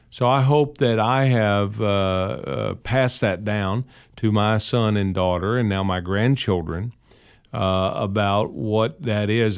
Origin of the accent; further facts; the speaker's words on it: Ashland, Kentucky, United States; also born or lived in Catlettsburg, Kentucky; my family's roots were in Catlettsburg, Kentucky. I was born in Ashley, Kentucky, but Catlettsburg, Kentucky.